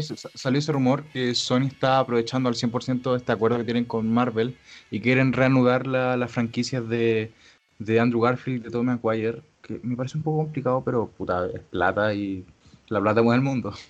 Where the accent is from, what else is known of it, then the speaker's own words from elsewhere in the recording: Chile; yo soy chileno